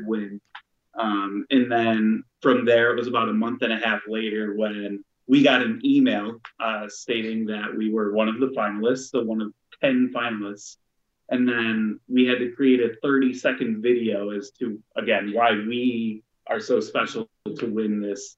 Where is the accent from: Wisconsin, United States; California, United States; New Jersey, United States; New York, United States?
New York, United States; Rochester; We're both from Rochester, so it's only about an hour and a half outside of Buffalo